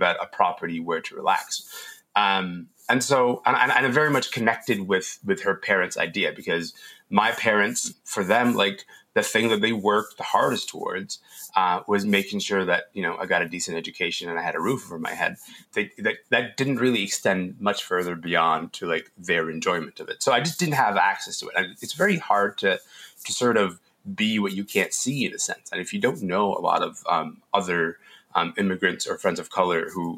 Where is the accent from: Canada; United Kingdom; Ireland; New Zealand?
Canada; Kingston, Ontario; also born or lived in Sudan; I grew up in Kingston after my family moved to Canada.